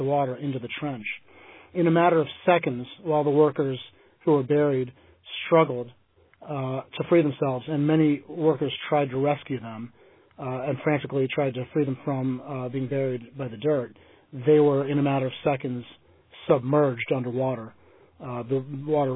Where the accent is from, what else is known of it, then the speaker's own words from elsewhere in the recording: United States; There are three states that go by the name Commonwealth, Massachusetts being one of them, my home state being another